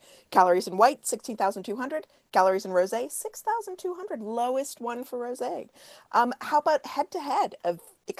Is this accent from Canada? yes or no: yes; Canada; So in the U.S., I'm Canadian